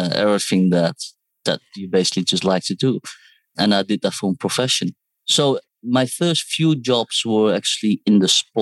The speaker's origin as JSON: {"language": "English", "country": "Netherlands", "tie": "born or raised there", "also_born_or_lived": "Seoul, South Korea / United Kingdom", "moved": "as an adult", "lives_now": "Hong Kong", "said": "Well, so I was born in Seoul, South Korea, raised in Holland. I studied there as well. I studied in the UK and then currently live in Hong Kong"}